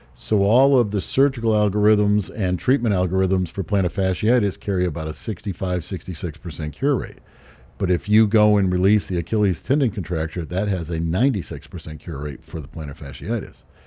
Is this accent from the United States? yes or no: yes; Hyannis, Massachusetts, United States; I grew up in uh, Hyannis, Massachusetts